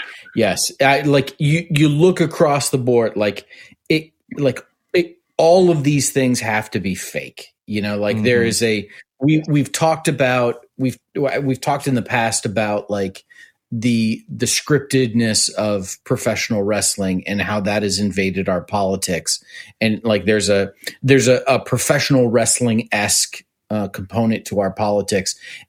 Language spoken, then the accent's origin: English; Cleveland, Ohio, United States; Cleveland, Ohio.